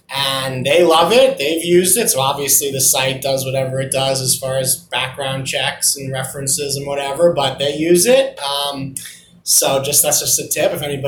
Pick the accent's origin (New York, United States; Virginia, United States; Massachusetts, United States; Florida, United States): New York, United States; Long Island; I grew up on Long Island.